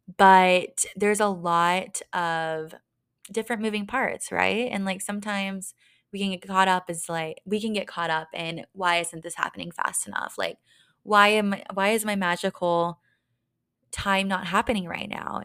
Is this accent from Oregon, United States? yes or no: no; Texas, United States; moved away as an adult; also born or lived in Dallas, Texas / Las Vegas, Nevada; now in Denver, United States; grew up in my hometown, smaller town in Texas